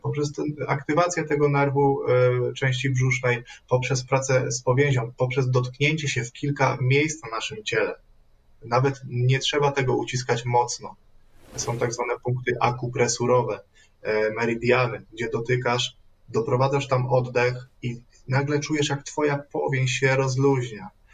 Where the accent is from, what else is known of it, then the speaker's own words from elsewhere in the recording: Radom, Masovian Voivodeship, Poland; jestem z Radomia